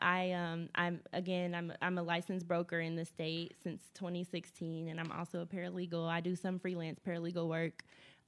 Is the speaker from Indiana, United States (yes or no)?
yes; Indianapolis, Indiana, United States; I'm born and raised in Indianapolis